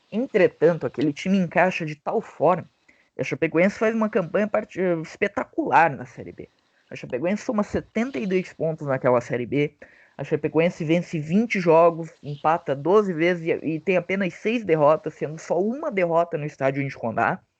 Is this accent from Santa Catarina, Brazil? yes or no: yes; Santa Catarina, Brazil; eu, como catarinense